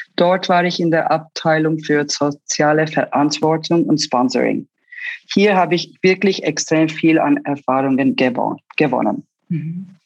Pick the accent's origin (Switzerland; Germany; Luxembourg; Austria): Switzerland; Zurich; German is a second language; moved away as an adult; also born or lived in Istanbul, Turkey / Los Angeles, United States; Meine Eltern sind aus beruflichen Gründen in 1985 nach Zürich gezogen